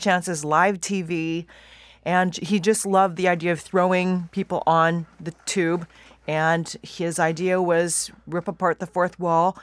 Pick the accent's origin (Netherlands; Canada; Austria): Canada; Vancouver, British Columbia; moved away as an adult; also born or lived in Toronto; I really did wanna leave my hometown